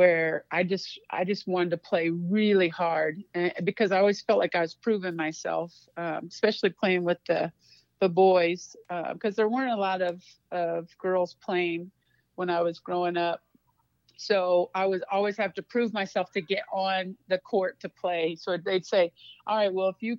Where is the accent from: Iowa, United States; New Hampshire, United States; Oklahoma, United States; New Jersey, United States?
Iowa, United States; Waterloo; moved away as an adult; also born or lived in Arizona / Nebraska / Montana; I'm originally from Waterloo, Iowa, so I'm a Midwest girl.